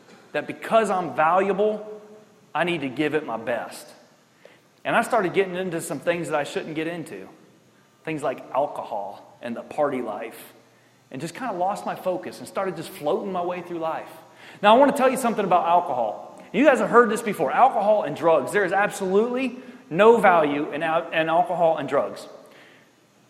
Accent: Richburg, New York, United States; The best part of growing up in Richburg, New York, was that we had woods and we had hills

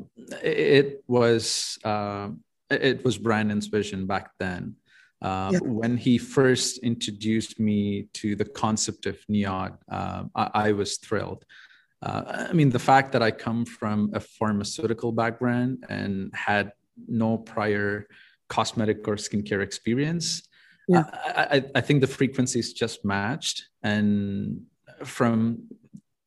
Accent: India; moved away as an adult; now in Canada; I'm an immigrant from India. I moved to Canada in 2011. I finished my bachelor's in pharmacy back in India.

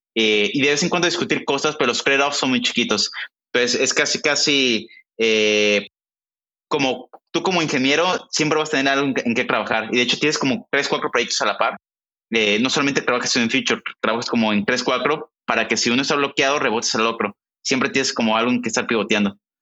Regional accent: Mexico; moved away as an adult; now in Silicon Valley, United States; Somos mexicanos los dos

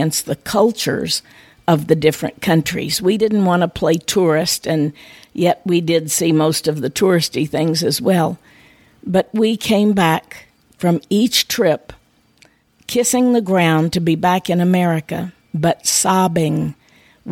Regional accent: United States; growing up on the Mississippi River, where we often had the floods

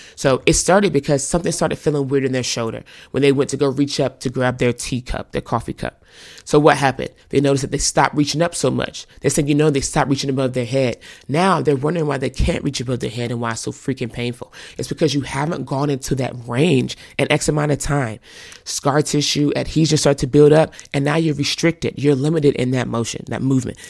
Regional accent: North Carolina, United States; moved away as an adult; now in California, United States; I grew up in the South, North Carolina

